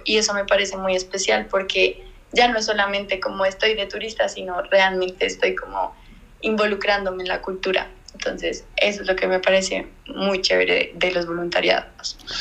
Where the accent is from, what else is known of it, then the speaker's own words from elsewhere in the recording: Bogotá, Colombia; soy de Bogotá, Colombia